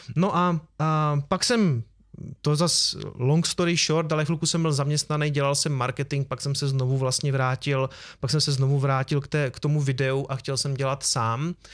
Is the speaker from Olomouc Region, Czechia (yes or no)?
yes; Prostějov, Olomouc Region, Czechia; já jsem z Prostějova